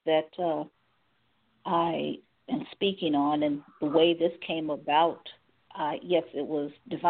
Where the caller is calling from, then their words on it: Cleveland, Ohio, United States; from Cleveland, Ohio.